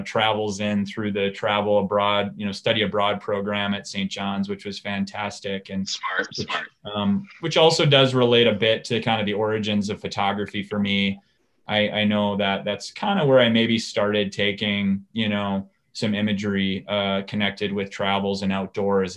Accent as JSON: {"language": "English", "town": "Hastings", "region": "Minnesota", "country": "United States", "tie": "born or raised there", "said": "I am a Minnesota, um, you know, native. I was born and raised in Hastings"}